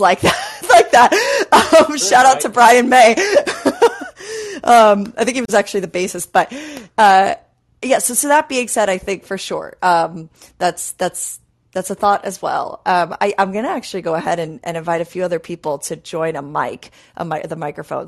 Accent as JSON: {"language": "English", "region": "New York", "country": "United States", "tie": "born or raised there", "said": "I grew up in New York"}